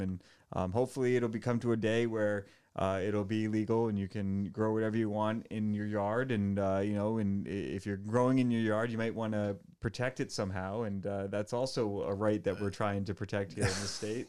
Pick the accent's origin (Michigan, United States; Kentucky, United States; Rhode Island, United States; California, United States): Rhode Island, United States; Portsmouth; now in Warren, United States; I grew up in Portsmouth, and, uh, I, I live in Warren now